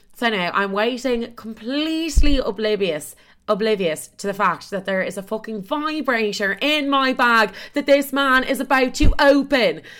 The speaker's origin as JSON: {"language": "English", "town": "Dublin", "region": "Leinster", "country": "Ireland", "also_born_or_lived": "Chicago", "moved": "as an adult", "lives_now": "London, United Kingdom"}